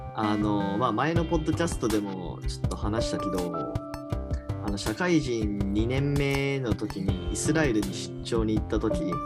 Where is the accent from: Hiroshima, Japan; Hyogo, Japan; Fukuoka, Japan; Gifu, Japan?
Hiroshima, Japan; now in Tokyo, Japan; 僕あの、広島県出身なんで